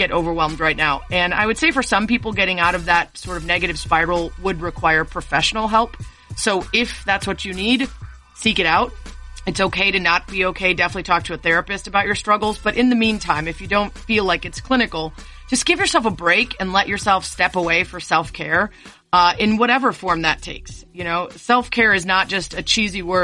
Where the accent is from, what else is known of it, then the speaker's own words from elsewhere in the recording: Chicago, Illinois, United States; Chicago, where I'm from